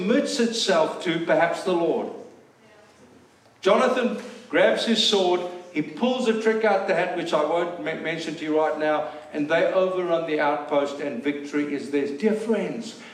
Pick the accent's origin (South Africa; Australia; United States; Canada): South Africa; moved away; we're South African